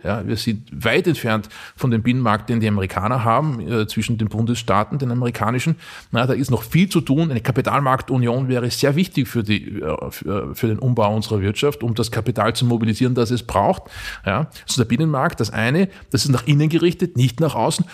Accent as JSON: {"language": "German", "area": "Mühlviertel", "region": "Upper Austria", "country": "Austria", "tie": "born or raised there", "said": "meine Heimat Oberösterreich schaut, na, ins, ins Mühlviertel"}